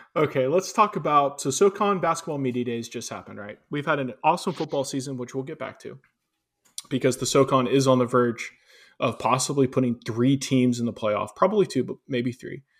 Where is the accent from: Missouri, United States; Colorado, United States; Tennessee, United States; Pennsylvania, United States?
Tennessee, United States; Chattanooga; I grew up in Chattanooga